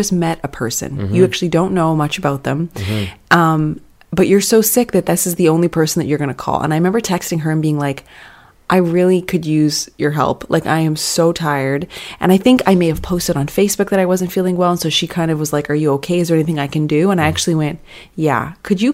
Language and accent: English; Canada; moved away as an adult; also born or lived in Malaysia; I'm from Canada